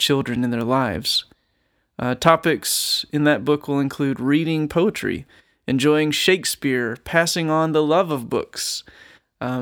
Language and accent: English; Mississippi, United States; I'm from Mississippi